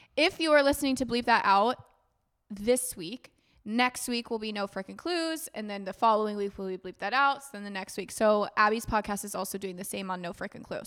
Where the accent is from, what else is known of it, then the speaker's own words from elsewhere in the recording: United States; As an American visiting